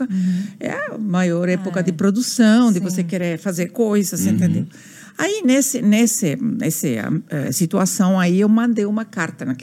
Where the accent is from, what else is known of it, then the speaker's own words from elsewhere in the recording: Buenos Aires, Argentina; Portuguese is a second language; moved away as an adult; now in Brazil; eu nasci na Argentina, sim, em Buenos Aires, uhum. sou portenha